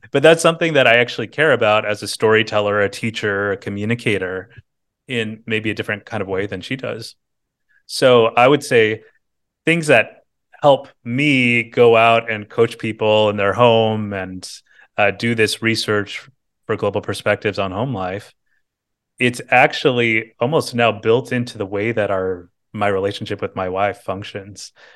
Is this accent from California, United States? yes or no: yes; Bakersfield, California, United States; now in San Francisco, United States; I was born in Bakersfield, California, Central Valley, California